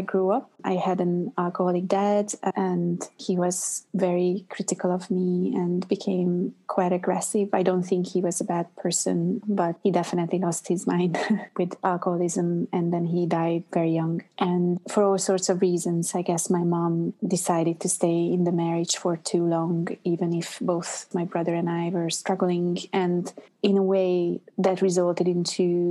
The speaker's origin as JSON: {"language": "English", "region": "Budapest", "country": "Hungary", "also_born_or_lived": "Montreal, Canada / New York, United States", "second_language": "English", "moved": "as an adult", "lives_now": "London, United Kingdom", "said": "I'm originally from Budapest, Hungary"}